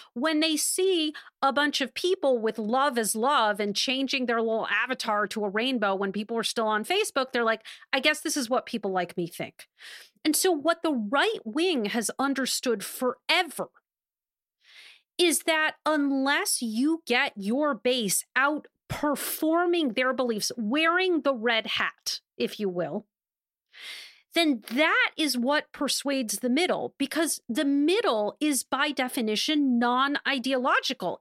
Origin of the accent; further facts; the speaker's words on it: Wisconsin, United States; Wisconsin, an incredibly important battleground, also coincidentally my home state